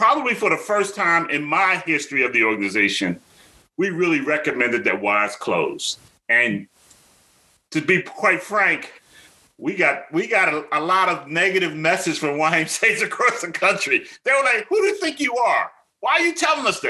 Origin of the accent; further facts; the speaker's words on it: Philadelphia, Pennsylvania, United States; growing up in South Philly